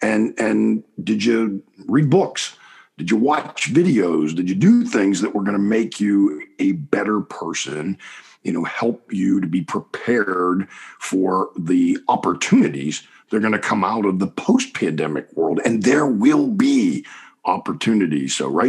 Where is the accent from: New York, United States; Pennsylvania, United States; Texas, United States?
Pennsylvania, United States; Pittsburgh; I am originally from Pittsburgh, Pennsylvania. Grew up just outside the city limits in Penn Hills. It's an area mostly known for producing a lot of great football players more than anything.